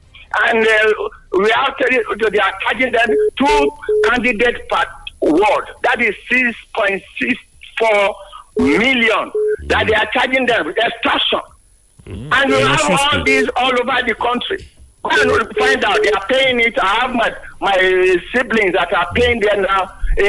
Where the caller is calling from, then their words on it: Yaba, Lagos, Nigeria; is talking from Yaba.